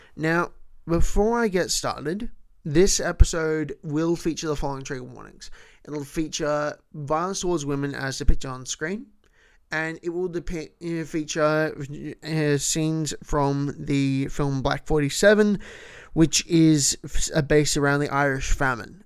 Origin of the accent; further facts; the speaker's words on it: Melbourne, Victoria, Australia; first language English; Melbourne, my hometown